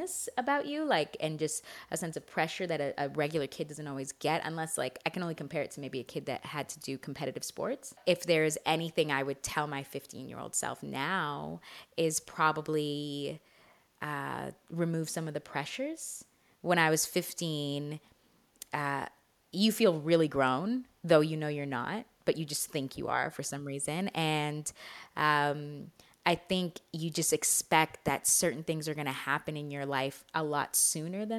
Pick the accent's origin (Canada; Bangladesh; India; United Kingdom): Canada; I'm very Canadian in that way